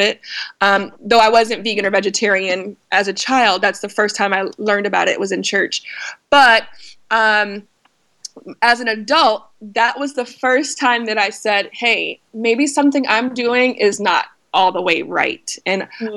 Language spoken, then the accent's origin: English; North Carolina, United States; I was raised in North Carolina.